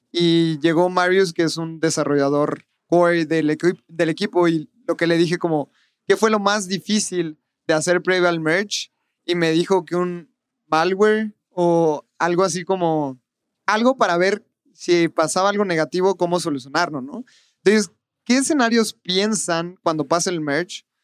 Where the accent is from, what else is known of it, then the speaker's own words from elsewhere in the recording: San Luis Potosí, Mexico; now in Guadalajara, Mexico; Yo, yo soy de San Luis. Este, ahorita vivo en Guadalajara.